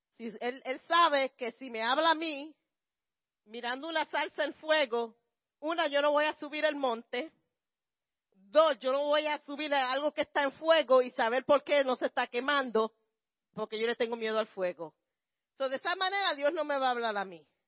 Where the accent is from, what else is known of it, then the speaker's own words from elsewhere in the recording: Puerto Rico; como los, puertorriqueños